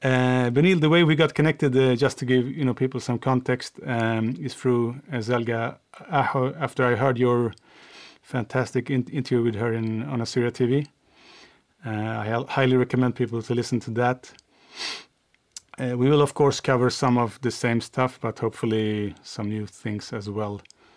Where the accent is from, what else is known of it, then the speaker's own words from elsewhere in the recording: Sweden; accent: Swedish; English is a second language; my Swedish accent